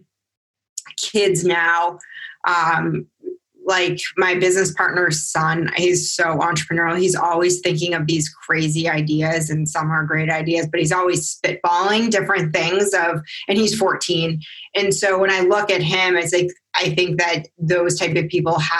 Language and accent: English; New England, United States; I was from New England area